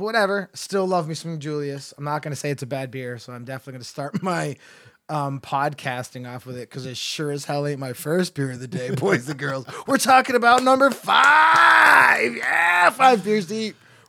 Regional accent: Enfield, Connecticut, United States; Enfield, Connecticut, my hometown.

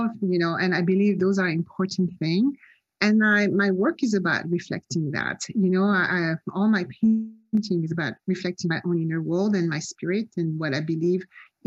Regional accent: Nice, Provence-Alpes-Côte d'Azur, France; moved away as an adult; also born or lived in Cannes / Paris / Marseille; now in Los Angeles, United States; I'm actually French. I was born in Cannes. I grew up in Nice

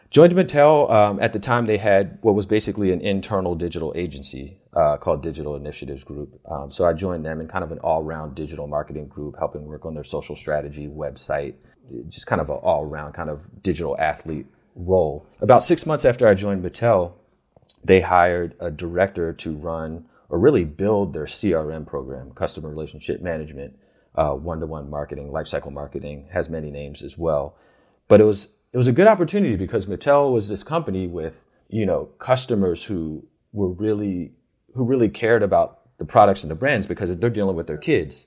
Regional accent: Philadelphia, Pennsylvania, United States; I grew up in the Philadelphia area

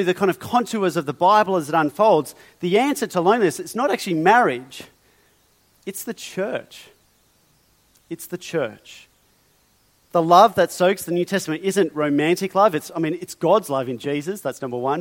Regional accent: Australia; I am, you are, we are Australian

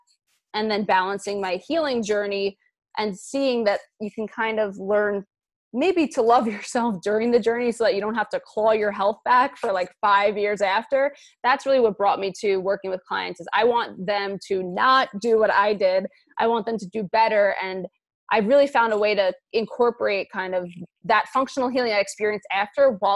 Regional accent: New York City, New York, United States; I grew up in Queens, New York. NYC, I'm a native New Yorker, and where I grew up, I was always in a larger body

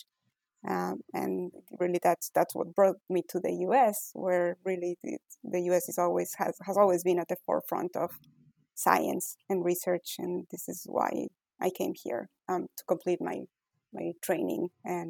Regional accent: Ecuador; English is a second language; moved away as an adult; now in United States; I was born in Ecuador, born and raised. I went to medical school in Ecuador

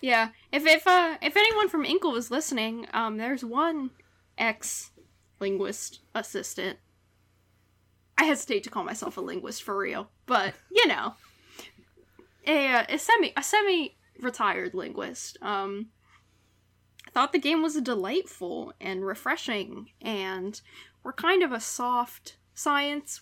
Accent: West Virginia, United States; moved away; back in the homeland. Dub V

